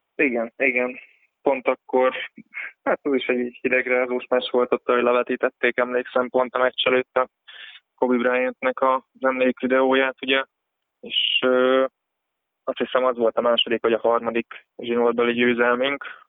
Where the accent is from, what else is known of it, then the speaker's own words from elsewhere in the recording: Nyíregyháza, Szabolcs-Szatmár-Bereg, Hungary; nyíregyházi vagyok